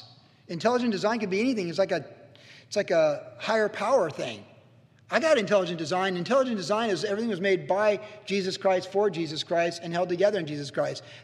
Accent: Quantico, Virginia, United States; also born or lived in Cleveland, Ohio; as a kid growing up in Quantico

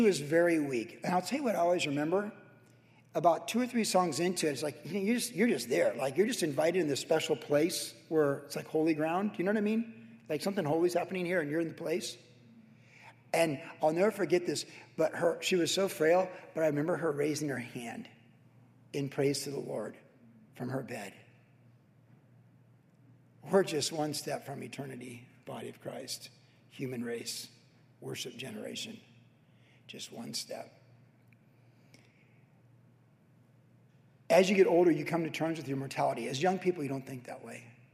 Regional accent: Carlsbad, California, United States; I grew up in Carlsbad

